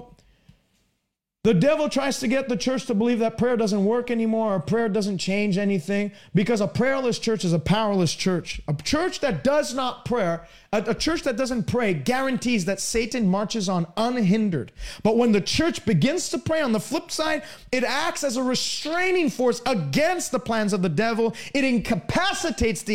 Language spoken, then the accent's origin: English; Canada; I'm from Canada